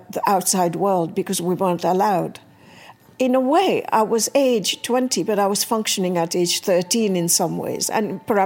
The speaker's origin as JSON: {"language": "English", "country": "Mauritius", "tie": "born or raised there", "also_born_or_lived": "Hackney, London", "moved": "yes", "lives_now": "London, United Kingdom", "said": "I live in Hackney, and I was born in Mauritius"}